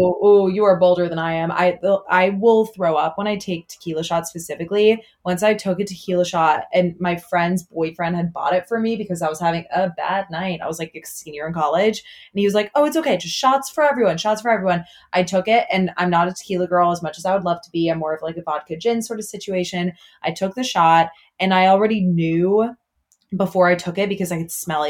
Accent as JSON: {"language": "English", "area": "outside of Chicago", "region": "Illinois", "country": "United States", "tie": "born or raised there", "said": "I grew up like outside of Chicago"}